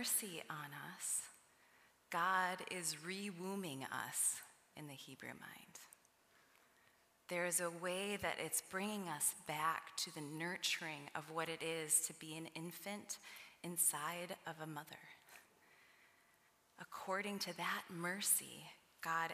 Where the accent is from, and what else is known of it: Midwest, United States